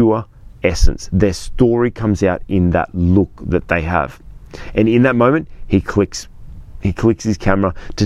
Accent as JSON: {"language": "English", "town": "Sydney", "region": "New South Wales", "country": "Australia", "said": "I'm from Sydney, Australia."}